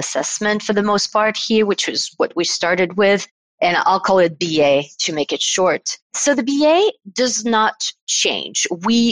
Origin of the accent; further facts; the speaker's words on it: Paris, Île-de-France, France; in Paris, France, and this is where I'm from. I'm from France.